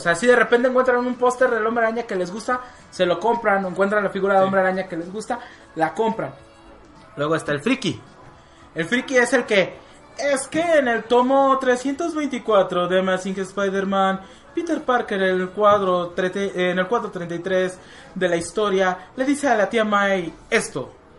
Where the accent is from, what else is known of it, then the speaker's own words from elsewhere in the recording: Mexico; Aquí en México